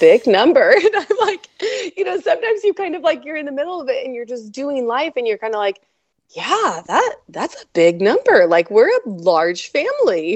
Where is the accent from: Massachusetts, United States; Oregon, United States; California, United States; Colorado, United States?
Oregon, United States; now in central Washington, United States; originally born and raised in Oregon